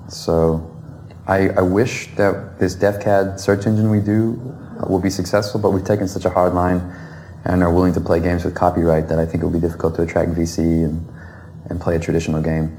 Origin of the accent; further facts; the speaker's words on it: the South, United States; I'm from the South